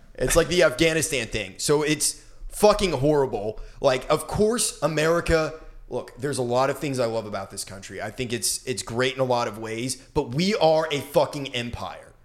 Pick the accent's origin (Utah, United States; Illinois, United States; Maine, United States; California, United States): Maine, United States; Brunswick; moved away; in Brunswick, my hometown